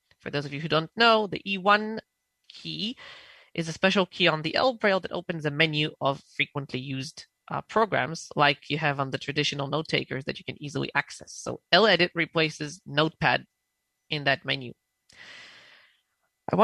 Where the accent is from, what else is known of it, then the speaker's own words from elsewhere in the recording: Israel; I'm from Israel